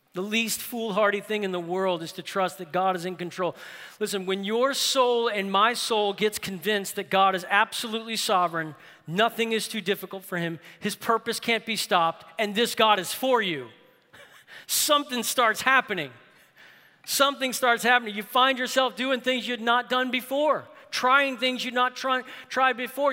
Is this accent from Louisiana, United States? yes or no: yes; New Orleans, Louisiana, United States; New Orleans. That's my hometown